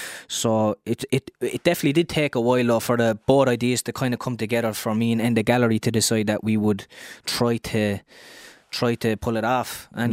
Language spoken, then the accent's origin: English; Wales, United Kingdom; I grew up in Cardhaven, which is kind of like a middle class neighbourhood, but then I was working class, my family was working class